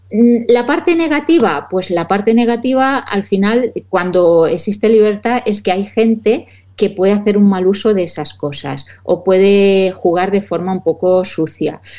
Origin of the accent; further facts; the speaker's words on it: Valencian Community, Spain; yo soy muy de arroces, como buena valenciana.